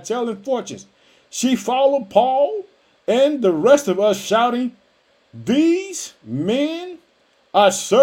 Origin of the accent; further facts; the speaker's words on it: Illinois, United States; also born or lived in Chicago, Illinois; my home state of Illinois. I live in the city of Chicago